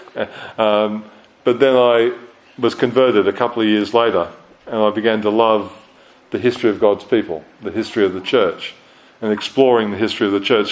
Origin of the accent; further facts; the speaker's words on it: Australia; moved away as an adult; also born or lived in United Kingdom; now in New Zealand; growing up in Australia, living for a while in the UK to do theological study, coming here after ministry in Australia to New Zealand.